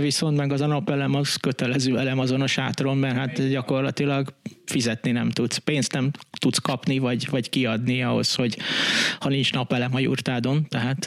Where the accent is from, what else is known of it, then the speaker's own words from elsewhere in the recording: Budapest, Hungary; Én ugyan itt a betonon, izé, Budapesten nőttem fel